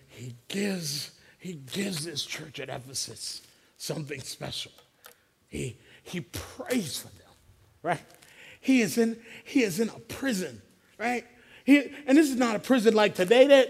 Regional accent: Philadelphia, Pennsylvania, United States; growing up in Philly as an African-American man

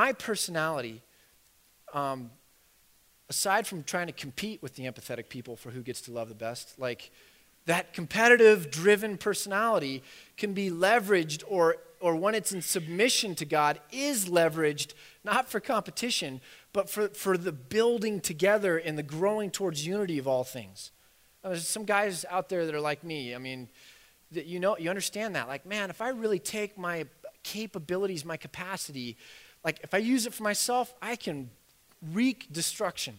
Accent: United States; We're so American

